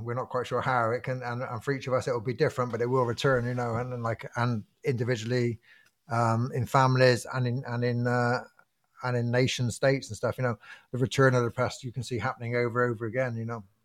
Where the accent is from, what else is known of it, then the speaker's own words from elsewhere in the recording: Bristol, South West England, United Kingdom; I grew up in Bristol in, um, a kind of fir, I grew up in a council house